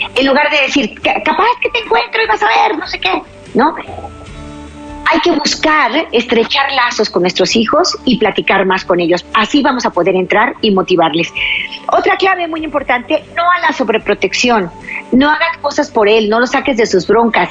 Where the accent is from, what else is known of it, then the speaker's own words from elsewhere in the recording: Mexico; en mi país, México